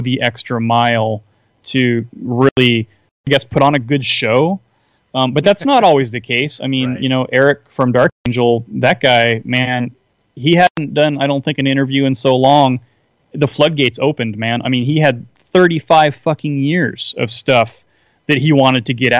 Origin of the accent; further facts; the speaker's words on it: Seattle, Washington, United States; I'm from the Seattle area, as I was telling you earlier, and I grew up playing music in the late 80s, early 90s